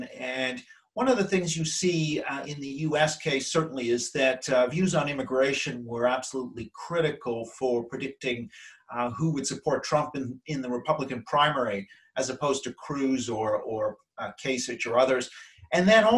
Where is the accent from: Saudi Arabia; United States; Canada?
Canada; moved away as an adult; now in London, United Kingdom; since I'm Canadian